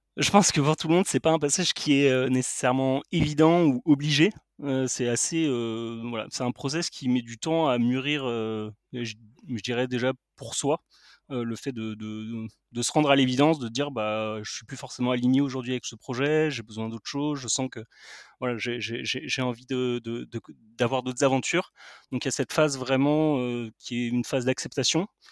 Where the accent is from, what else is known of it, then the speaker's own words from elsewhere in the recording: Paris, Île-de-France, France; je suis parisien